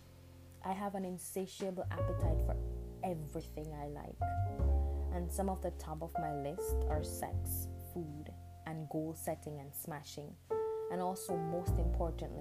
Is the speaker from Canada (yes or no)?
no; Jamaica; accent: Jamaican Patois; first language Jamaican Patois; English is a second language; moved away; English is not my first language. Jamaican Patois is